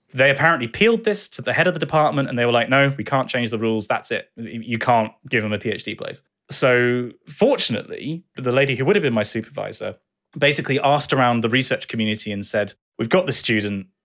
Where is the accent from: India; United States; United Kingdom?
United Kingdom; Bath, South West England; also born or lived in Dartmouth; I moved back to quite close to my childhood home in Bath.